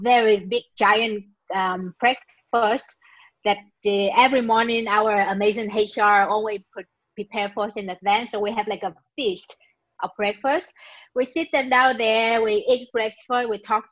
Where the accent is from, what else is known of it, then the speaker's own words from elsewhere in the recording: Vietnam; moved away as an adult; now in Israel; I'm currently living in Israel. I'm originally from Vietnam. I've been living here for about 10 years or more.